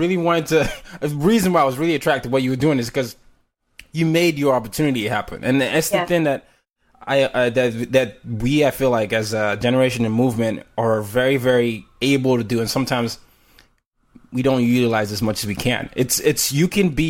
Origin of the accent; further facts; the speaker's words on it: Nigeria; now in United States; I'm Nigerian